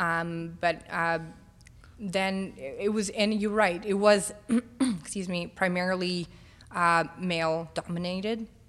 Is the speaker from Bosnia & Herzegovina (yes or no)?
yes; Bosnia & Herzegovina; also born or lived in North Macedonia; now in Toronto, Canada; I'm from Bosnia